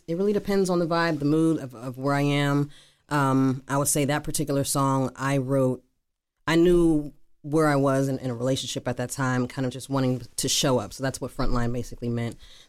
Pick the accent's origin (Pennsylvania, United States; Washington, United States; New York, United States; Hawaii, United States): Pennsylvania, United States; Pittsburgh; Northside. Brighton